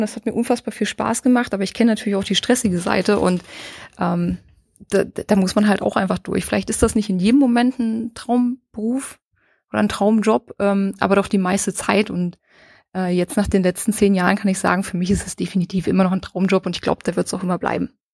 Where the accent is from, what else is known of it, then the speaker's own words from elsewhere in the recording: Saxony-Anhalt, Germany; moved away as an adult; now in Fürth, Germany; Sachsen-Anhalt, wo ich herkomme, und bin nach Fürth gezogen